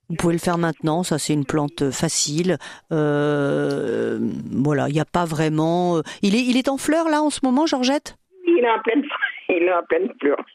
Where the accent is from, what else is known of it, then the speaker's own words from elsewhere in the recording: Martinique; non je suis de la Martinique.